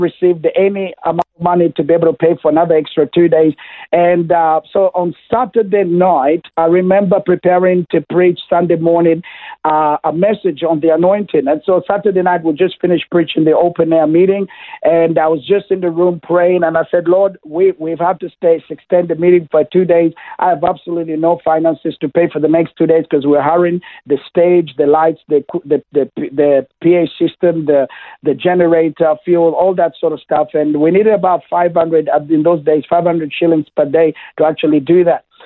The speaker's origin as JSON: {"language": "English", "country": "Kenya", "tie": "born or raised there", "moved": "yes", "lives_now": "Toowoomba, Australia", "said": "I was born in Kenya, that's uh, East Africa"}